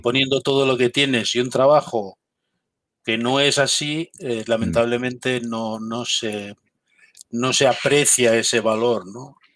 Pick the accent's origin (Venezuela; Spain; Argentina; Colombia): Spain; Galicia; now in Madrid, Spain; soy gallego de nacimiento